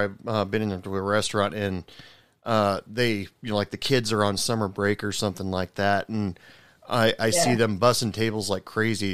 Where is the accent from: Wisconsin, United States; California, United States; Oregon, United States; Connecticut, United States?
Oregon, United States; moved away as an adult; now in Texas, United States; I'm originally from Oregon